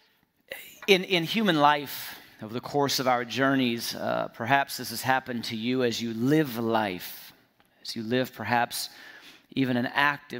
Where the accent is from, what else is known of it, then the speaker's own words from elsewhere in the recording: Fresno, California, United States; We're from Fresno.